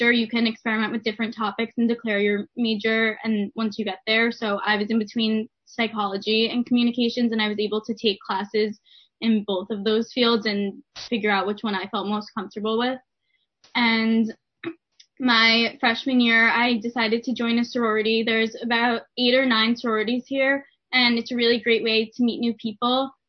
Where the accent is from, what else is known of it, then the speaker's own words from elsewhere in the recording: Westchester, New York, United States; I'm from Westchester, New York, and I was in dorm 2014